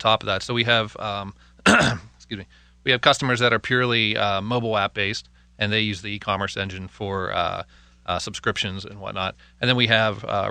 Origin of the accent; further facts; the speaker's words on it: West Mifflin, Pennsylvania, United States; I'm from West Mifflin